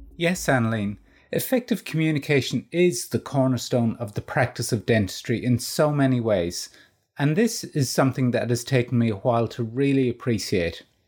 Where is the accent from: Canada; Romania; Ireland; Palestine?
Ireland; moved away as an adult; also born or lived in Northern Ireland; now in Australia; Being Irish